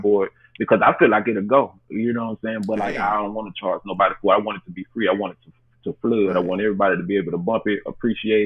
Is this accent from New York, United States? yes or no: no; Memphis, Tennessee, United States; that's where I'm from, born and raised in Memphis, Tennessee